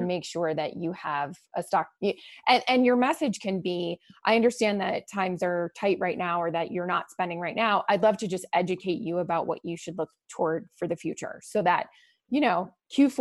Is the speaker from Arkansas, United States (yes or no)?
no; Boston, Massachusetts, United States; moved away; That's where I'm from, my hometown.